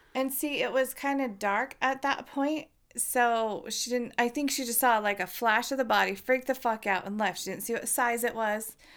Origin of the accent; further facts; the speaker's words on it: Uinta Basin, Utah, United States; we're from the Uinta Basin and we talk like a bunch of hicks